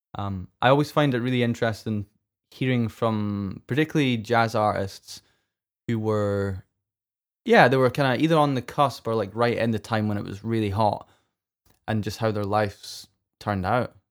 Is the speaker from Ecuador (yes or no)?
no; Scotland, United Kingdom; I'm, I'm Scottish and I don't pronounce my T's.